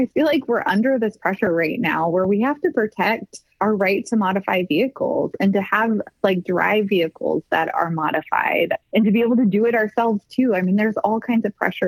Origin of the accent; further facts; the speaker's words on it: United States; As an American